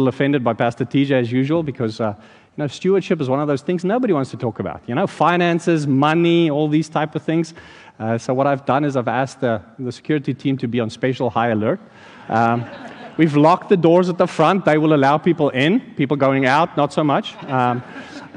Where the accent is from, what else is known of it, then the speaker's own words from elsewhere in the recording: South Africa; now in Landenberg, United States; in South Africa, growing up there